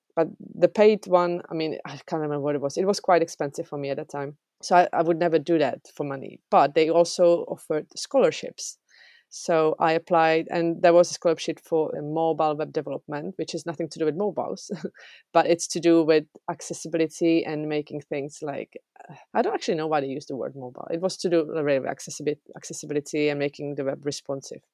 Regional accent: Czechia; English is a second language; moved away as an adult; also born or lived in England

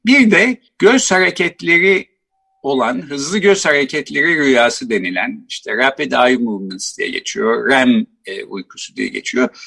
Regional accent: Ankara, Turkey; ben Ankara doğumluyum. Bahçeli Evler'de işte doğdum, büyüdüm.

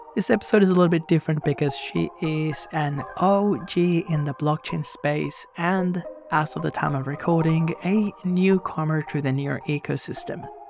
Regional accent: Venezuela; now in Australia; I grew up in Venezuela. I moved to Australia in two thousand and eight.

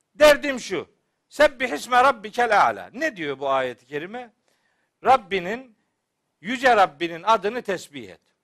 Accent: Çaykara, Trabzon, Turkey; ben Trabzonluyum biliyorsunuz elhamdülillah. Bizim Çaykara'da böyle vaaz etmek kolay iş değil

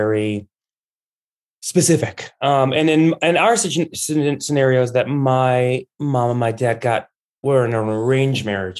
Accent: Chicago, Illinois, United States; also born or lived in Tehran, Iran / Dubai, United Arab Emirates; And then we moved to Chicago where my brother was going to school, where there are very little Iranians. And we grew up in Chicago.

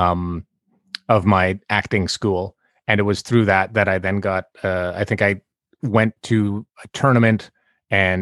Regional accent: Summerland, British Columbia, Canada; moved away; I'm from Summerland

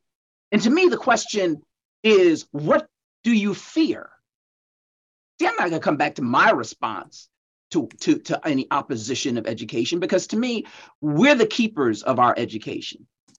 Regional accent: Hartford, Connecticut, United States; as a child growing up in Hartford

